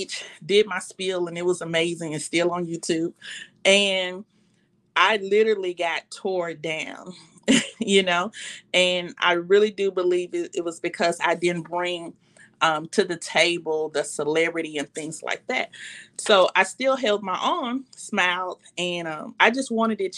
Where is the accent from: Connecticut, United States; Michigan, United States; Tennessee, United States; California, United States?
Tennessee, United States; Memphis; I was from Memphis